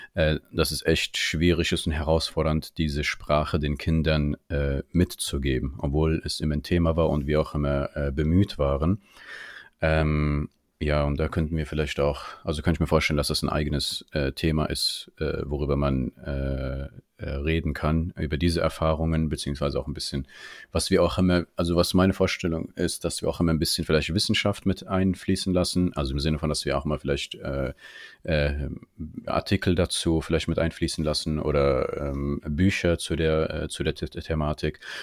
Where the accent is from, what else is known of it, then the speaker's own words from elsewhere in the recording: Germany; Ich bin auch hier in Deutschland geboren und aufgewachsen